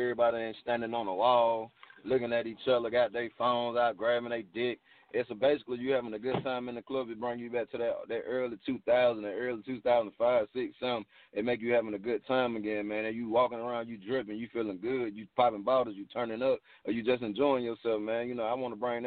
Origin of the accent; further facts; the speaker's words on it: Atlanta, Georgia, United States; I'm from Atlanta, man. I was born in Grady. I'm a Grady baby. You know, I was raised in Atlanta, born and raised